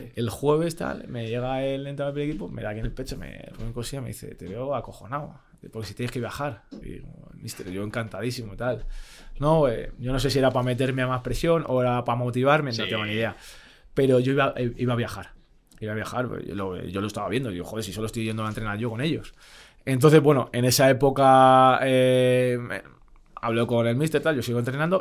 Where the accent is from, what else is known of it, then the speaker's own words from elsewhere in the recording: Madrid, Community of Madrid, Spain; also born or lived in Fuenlabrada / Italy; yo, porque soy de Madrid, no me quería ir a ningún lado